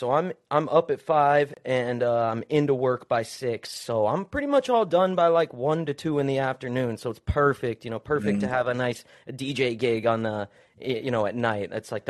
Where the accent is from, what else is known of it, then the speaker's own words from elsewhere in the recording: Utah, United States; I'm from Utah, so I know about that, snow life, bro.